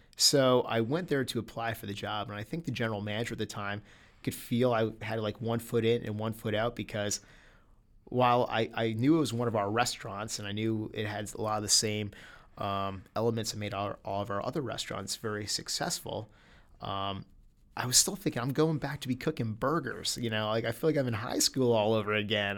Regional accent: United States; as an American

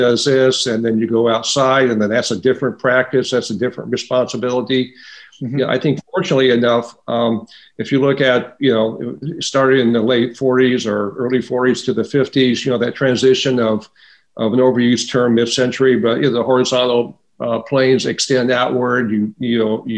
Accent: Midwest, United States; moved away; I grew up in the Midwest

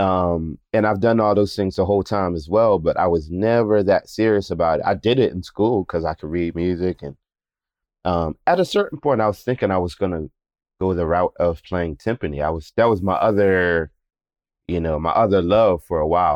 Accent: Philadelphia, Pennsylvania, United States; I grew up in Germantown in Philadelphia.

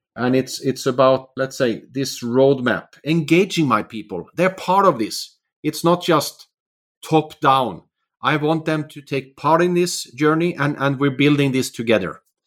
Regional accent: Sweden; also born or lived in Finland; now in Oslo, Norway; Finland, where I'm actually from, but I've also, I grew up in Sweden and living in Norway for many years.

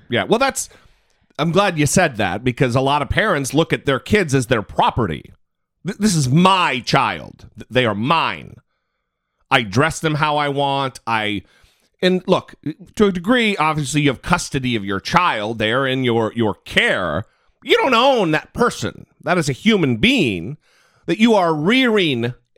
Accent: Idaho, United States; moved away; I'm from Idaho.

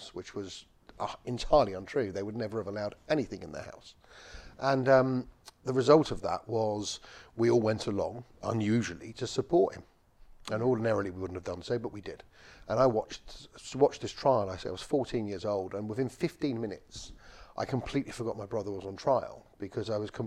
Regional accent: London, United Kingdom; I was brought up in West London. I was born on a council estate in Northolt and raised there.

